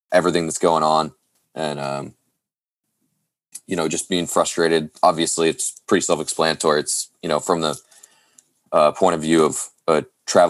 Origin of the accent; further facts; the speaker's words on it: south of Portland, Oregon, United States; also born or lived in Florida; I'm originally from Florida, but I grew up out west, just south of Portland, Oregon